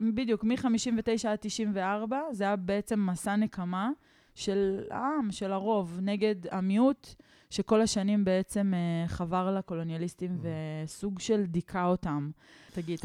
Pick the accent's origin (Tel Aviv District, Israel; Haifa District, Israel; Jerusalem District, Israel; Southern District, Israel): Jerusalem District, Israel; Neve Shalom; כשעברנו לנווה שלום, כשהייתי בת שבע